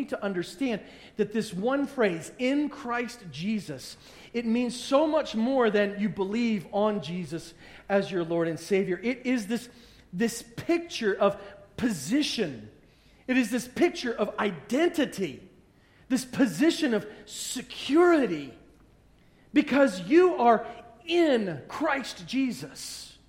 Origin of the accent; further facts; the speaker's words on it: Pittsburgh, Pennsylvania, United States; And, you know, eventually you get to, I'm from Pittsburgh, right? I mean, that's just, there's no other way around that. So you describe yourself, I'm from Pittsburgh.